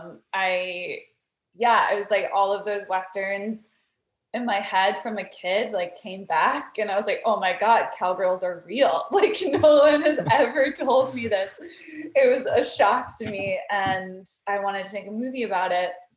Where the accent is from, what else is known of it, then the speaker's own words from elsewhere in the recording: Texas, United States; moved away as an adult; also born or lived in Brooklyn, New York; I'm from Texas and I grew up in Texas